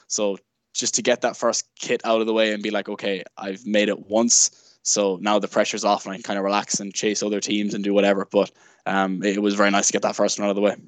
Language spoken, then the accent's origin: English; Sligo, Connacht, Ireland; also born or lived in Galway; I'm originally from Sligo